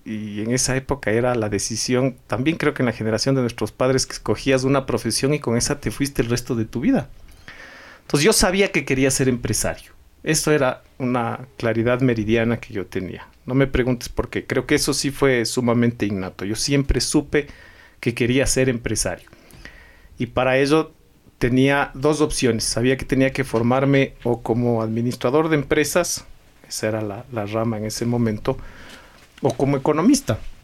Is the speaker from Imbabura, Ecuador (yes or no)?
no; Quito, Pichincha, Ecuador; also born or lived in Idaho, United States / Guayaquil; ecuatoriano, quiteño sobre todo, me siento muy, muy quiteño